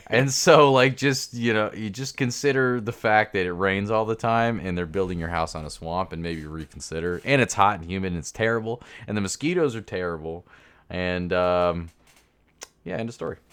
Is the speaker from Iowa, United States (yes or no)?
no; Jacksonville, Florida, United States; also born or lived in Kansas City; I'm from Jacksonville originally